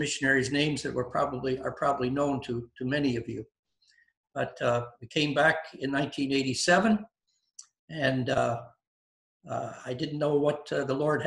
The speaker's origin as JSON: {"language": "English", "town": "Windsor", "region": "Ontario", "country": "Canada", "tie": "born or raised there", "said": "I was raised in Windsor, Ontario"}